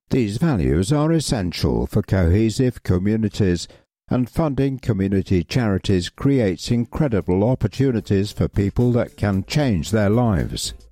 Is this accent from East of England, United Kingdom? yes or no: no; Coventry, West Midlands, United Kingdom; I don't follow football, although I'm from Coventry and I was five when we won the FA Cup, so I do remember the street parties and the fountains in the city centre being dyed blue.